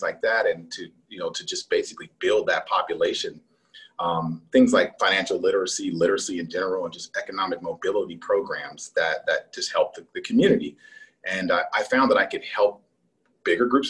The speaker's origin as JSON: {"language": "English", "town": "Los Angeles", "region": "California", "country": "United States", "tie": "born or raised there", "moved": "yes", "lives_now": "Atlanta, United States", "said": "I was born in Los Angeles, right in downtown"}